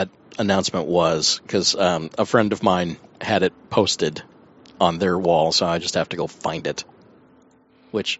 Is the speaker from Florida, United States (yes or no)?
yes; Florida, United States; I grew up in Florida